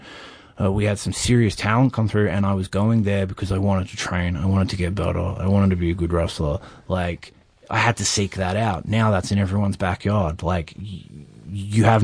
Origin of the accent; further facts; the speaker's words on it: Sydney, New South Wales, Australia; I come from Sydney